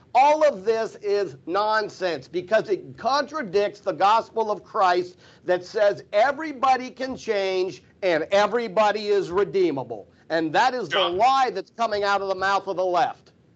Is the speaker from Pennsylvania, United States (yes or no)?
yes; Pennsylvania, United States; I'm from the North. I'm from Pennsylvania